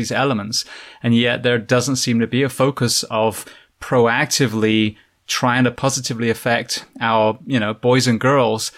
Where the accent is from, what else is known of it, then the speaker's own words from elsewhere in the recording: England, United Kingdom; now in United States; I come from England myself originally